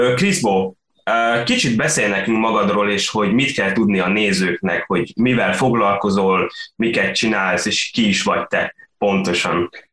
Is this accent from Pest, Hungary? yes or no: no; Sopron, Győr-Moson-Sopron, Hungary; én Soproni vagyok